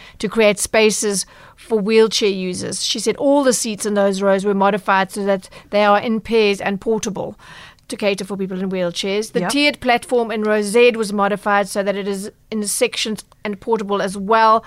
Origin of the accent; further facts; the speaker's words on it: Durban, KwaZulu-Natal, South Africa; I'm from Durban